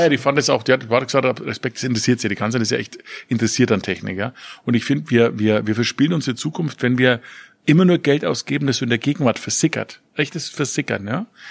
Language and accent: German; Nuremberg, Bavaria, Germany; Ich komme aus Nürnberg, Stadt der Reichsparteitage